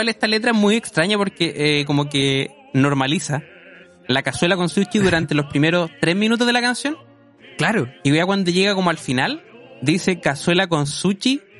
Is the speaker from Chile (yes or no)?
yes; Quirihue, Ñuble, Chile; No, no, yo no soy de acá, señor. Yo soy de Kirihue, no. Yo construí este condominio aquí en, Lota, y, pero no, no me ubico acá.